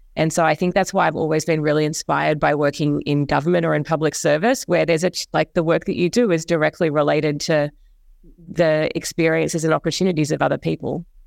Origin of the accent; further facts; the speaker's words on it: New Zealand; moved away as an adult; also born or lived in Australia; now in New York, United States; I grew up in Australia and in New Zealand, which is where I went to school and to college